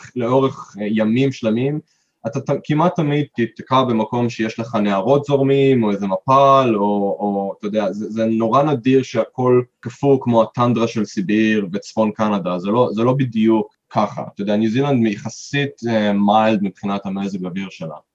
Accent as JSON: {"language": "Hebrew", "country": "Israel", "moved": "as an adult", "lives_now": "Queenstown, New Zealand", "said": "אנחנו מישראל"}